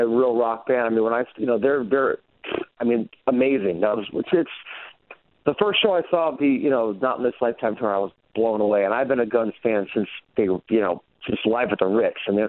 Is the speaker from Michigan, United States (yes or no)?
no; Hartford, Connecticut, United States; I was born in Connecticut, actually, East Coast. I was born in Hartford